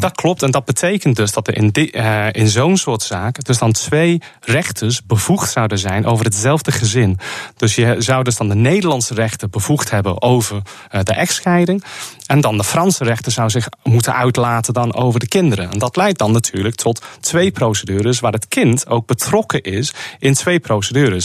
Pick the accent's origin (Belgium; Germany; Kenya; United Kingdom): United Kingdom; Liverpool, North West England; Dutch is a second language; moved away as an adult; also born or lived in Cambridge; now in Netherlands; ik kom zelf uit het Verenigd Koninkrijk. Ik ben in Liverpool geboren